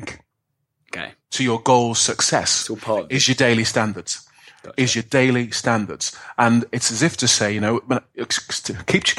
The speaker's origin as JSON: {"language": "English", "town": "Birmingham", "region": "West Midlands", "country": "United Kingdom", "said": "I'm a guy from inner city in Birmingham"}